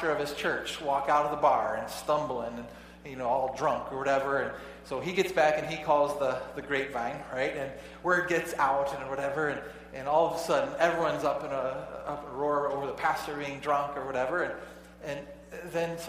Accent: United States; I'm an American

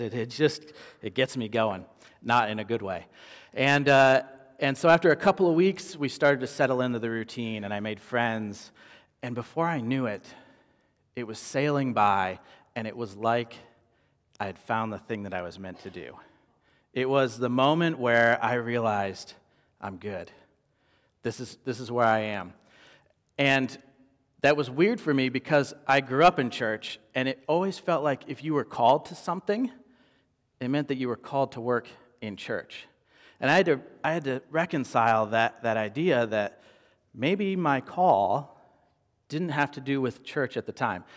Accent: Midwest, United States; moved away as an adult; now in Phoenix, United States; growing up in the Midwest

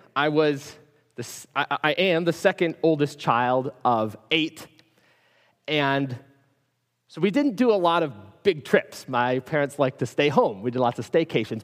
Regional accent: Minneapolis, Minnesota, United States; I grew up in Minneapolis, up in, up in the north

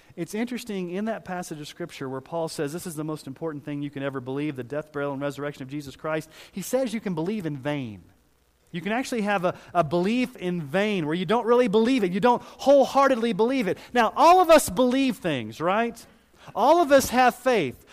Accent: Missouri, United States; I was born in Missouri

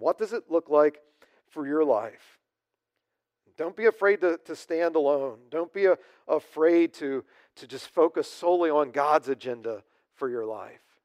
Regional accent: United States; as American Christians

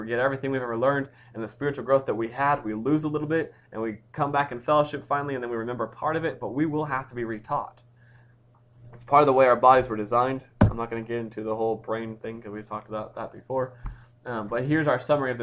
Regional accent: United States; as an American

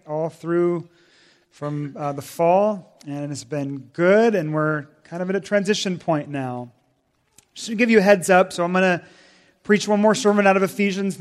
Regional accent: Washington, United States; moved away; I grew up in Washington State, 3,000 miles away

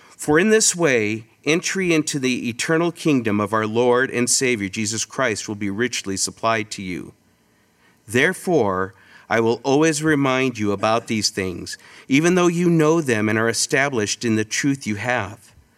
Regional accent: California, United States; moved away as an adult; also born or lived in Twin Peaks, California / Rialto, California; now in Rochester, Minnesota, United States; my wife and I, Holly, um, we're originally from California

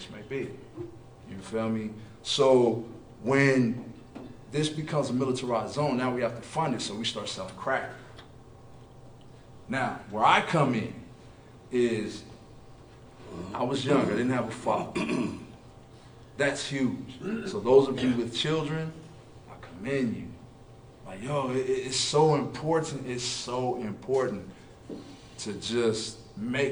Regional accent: Oklahoma City, Oklahoma, United States; I'm from Oklahoma City

